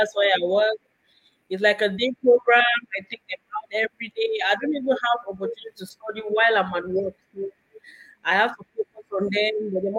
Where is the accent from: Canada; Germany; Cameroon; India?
Cameroon; now in Maryland, United States; I'm from Cameroon.